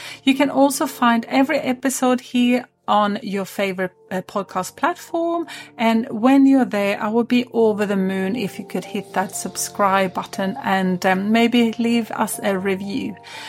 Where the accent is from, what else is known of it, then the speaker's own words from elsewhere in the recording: Sweden; now in Sunshine Coast, Australia; I'm actually originally from Sweden, but yeah, I always wanted, I don't know, I had this craving of finding another place.